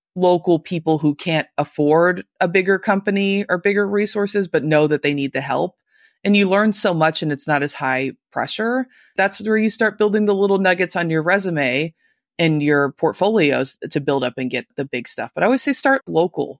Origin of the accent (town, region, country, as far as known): Louisville, Kentucky, United States